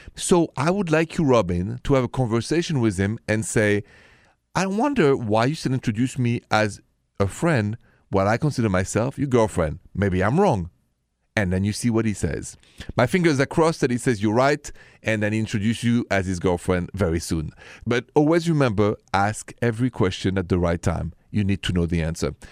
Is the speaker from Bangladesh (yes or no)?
no; Paris, Île-de-France, France; accent: French; My accent is French, Français, straight from Paris